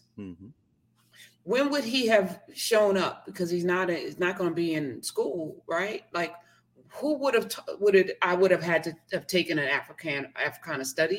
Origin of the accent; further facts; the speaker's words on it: New Jersey, United States; Jersey, my home state.